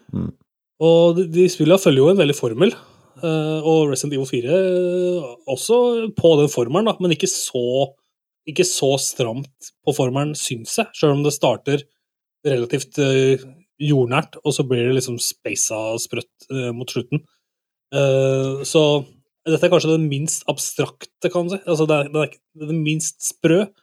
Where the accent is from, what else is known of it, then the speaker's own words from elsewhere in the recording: Toten, Innlandet, Norway; vi er fra Toten, noen av oss